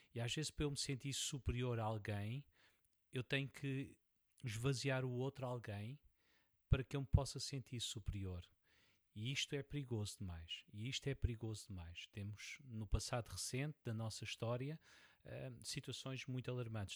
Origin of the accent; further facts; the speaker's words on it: Portugal; sou, sou português